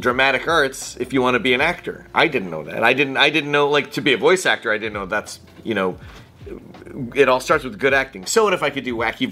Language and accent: English; Toronto, Ontario, Canada; Scarborough. So Scarborough, Ontario.